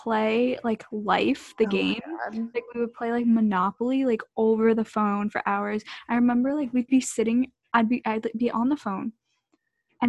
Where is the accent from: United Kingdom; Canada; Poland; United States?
United States; New York; I grew up in New York, but every summer I spent it in Maryland or Florida